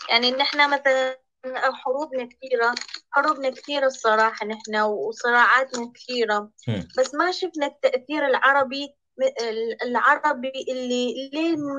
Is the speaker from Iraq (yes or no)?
yes; Iraq; انا من العراق